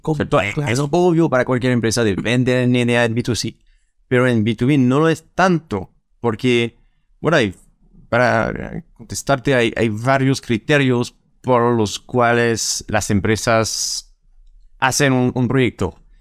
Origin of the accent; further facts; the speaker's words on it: France; Spanish is a second language; now in Santiago, Chile; soy francés